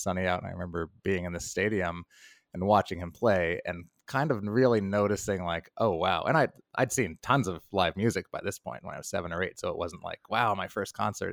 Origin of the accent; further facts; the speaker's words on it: New York, United States; I'm a New Yorker